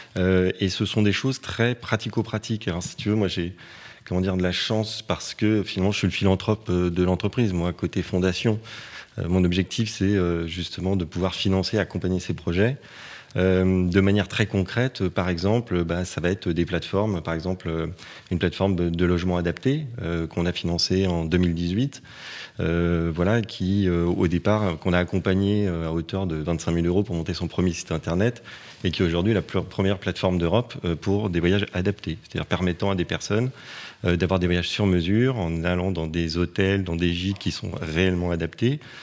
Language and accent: French; Paris, Île-de-France, France; je, suis né à Paris, j'ai été élevé à Paris